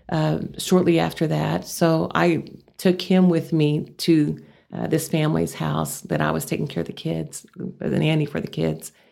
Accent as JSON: {"language": "English", "region": "Texas", "country": "United States", "accent": "Texas", "said": "where I could lose my Texas accent."}